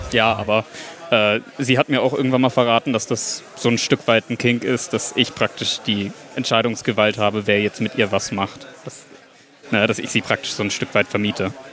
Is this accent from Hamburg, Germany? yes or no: yes; Hamburg, Germany; Ich bin 19, ich komme aus Hamburg